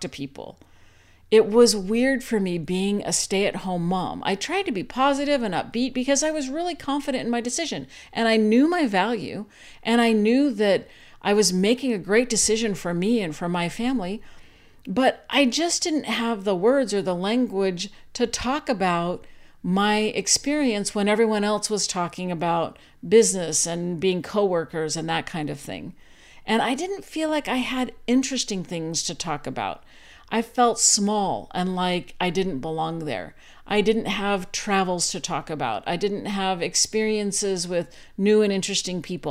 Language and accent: English; Arizona, United States; moved away as an adult; also born or lived in Utah / Virginia; I grew up in Arizona and then went to school in Utah